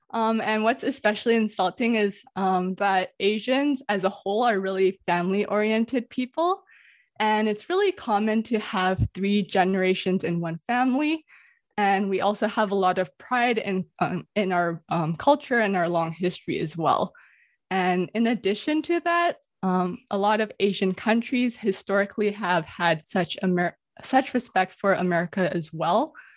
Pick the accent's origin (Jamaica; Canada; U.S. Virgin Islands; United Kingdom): Canada; Vancouver, British Columbia; also born or lived in Toronto; I always respond Canada or Vancouver